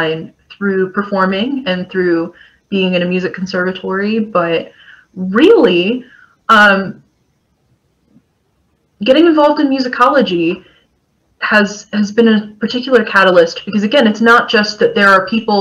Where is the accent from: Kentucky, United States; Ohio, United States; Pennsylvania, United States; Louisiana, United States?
Kentucky, United States; I grew up in Kentucky